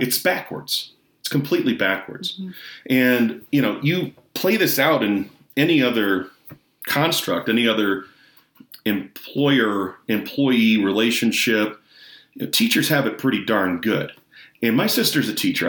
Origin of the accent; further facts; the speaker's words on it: Michigan, United States; in michigan my home state